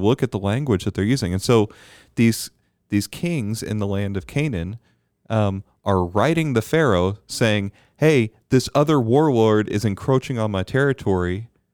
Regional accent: Bermuda; Growing up in Bermuda

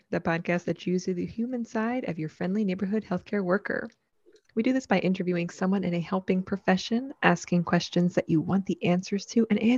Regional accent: New Jersey, United States; Hi, I'm an LPC from Pennsylvania, transplant from South Jersey.

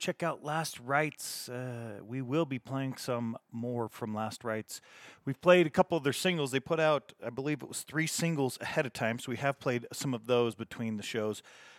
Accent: Salt Lake City, Utah, United States; my hometown here in Salt Lake City

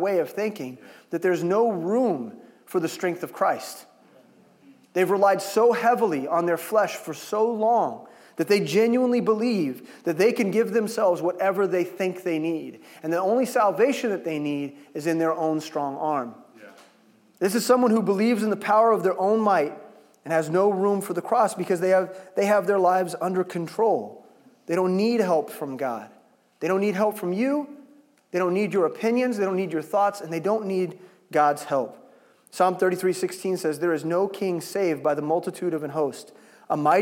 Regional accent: Lee's Summit, Missouri, United States; I grew up in Lee Summit

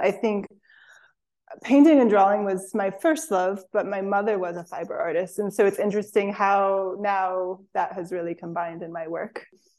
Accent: West Virginia, United States; now in Spruce Pine, United States; Yeah, I grew up in West Virginia, so a little bit north of here, but still Appalachia.

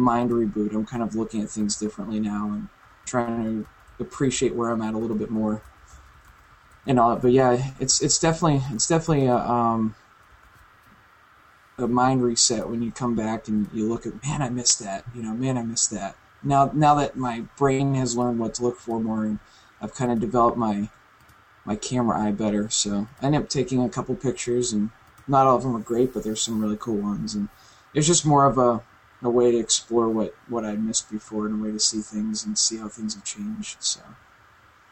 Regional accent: New Hampshire, United States; now in Florida, United States; went up to the family in New Hampshire, did the memorial service, and actually ended up being able to take a photo walk through my hometown

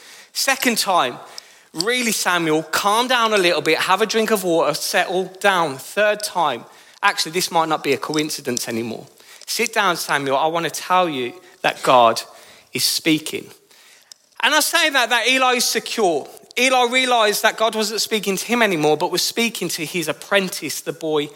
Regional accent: Birmingham, West Midlands, United Kingdom; accent: Brummy; now in Northampton, United Kingdom; I moved to Northampton in 2013, I did so with a heavily Brummy accent. You might not realise, but my beautiful accent is from Birmingham.

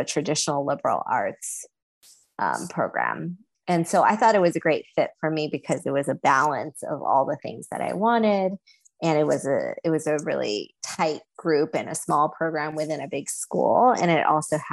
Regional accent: Southern California, United States; also born or lived in China; being born in China and growing up in Southern California

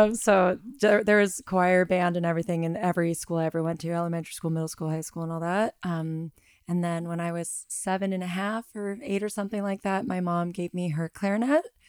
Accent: Southern California, United States; I am from Southern California

